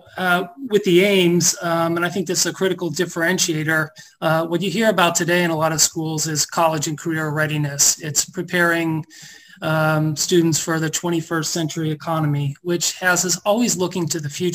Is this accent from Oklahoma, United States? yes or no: no; Cincinnati, Ohio, United States; I'm a native Cincinnatian, grew up here